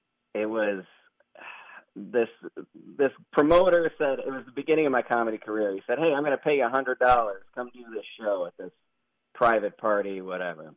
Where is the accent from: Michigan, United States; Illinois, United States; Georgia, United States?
Illinois, United States; Chicago; now in Phoenix, United States; I grew up in Chicago and then I moved to Phoenix